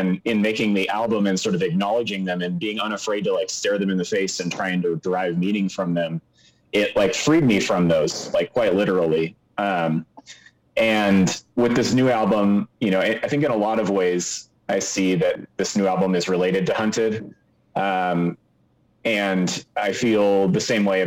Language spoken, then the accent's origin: English; Seattle, Washington, United States; I grew up in the Seattle area